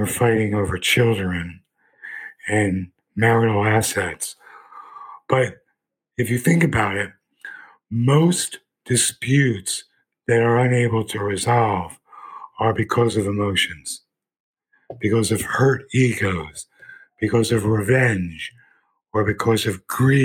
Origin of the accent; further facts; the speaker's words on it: Philadelphia, Pennsylvania, United States; I grew up in Philadelphia in a very rough neighborhood during the gangs